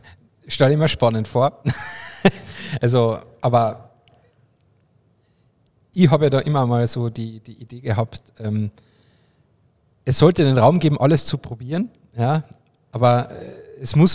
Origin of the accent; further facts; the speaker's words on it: Carinthia, Austria; also ich komme ja aus Kärnten, da gibt es ja jedes Jahr so ein Tuning-Treffen